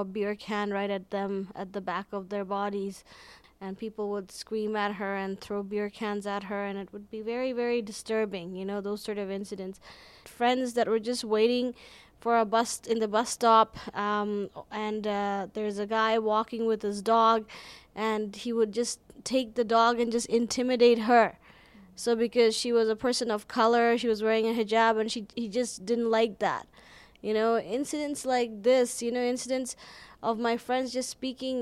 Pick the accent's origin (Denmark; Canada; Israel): Canada; Calgary, Alberta; I'm from Calgary.